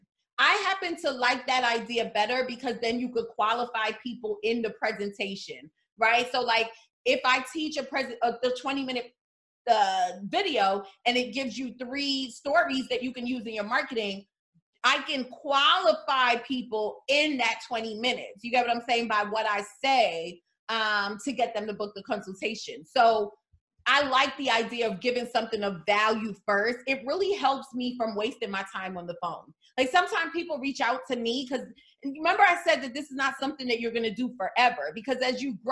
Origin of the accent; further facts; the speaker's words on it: New York City, New York, United States; I am from the New York City foster care system